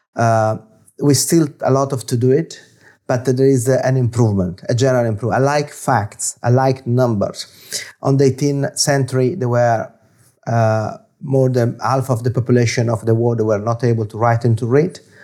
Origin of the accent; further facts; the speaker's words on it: Florence, Tuscany, Italy; English is a second language; now in London, United Kingdom; I'm origin, I'm origin from It, Italy, in Florence